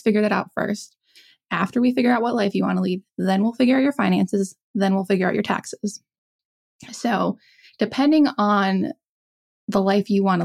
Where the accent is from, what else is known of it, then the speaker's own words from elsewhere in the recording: South Dakota, United States; moved away; I grew up in South Dakota.